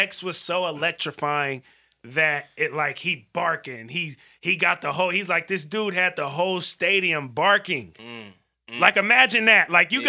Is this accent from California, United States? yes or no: yes; Vallejo, California, United States; we from Valero.